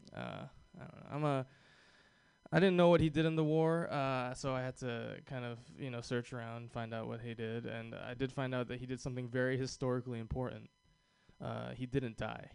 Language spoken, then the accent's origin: English; Hawaii, United States; I was born and raised in Hawaii